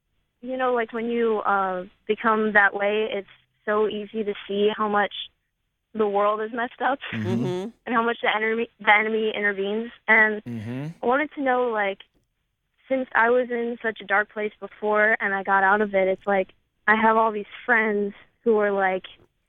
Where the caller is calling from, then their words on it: Maryland, United States